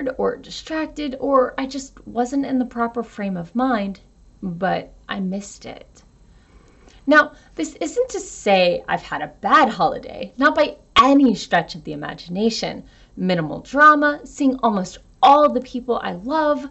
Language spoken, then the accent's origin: English; United States; an American with a pagan father and a Southern Baptist mother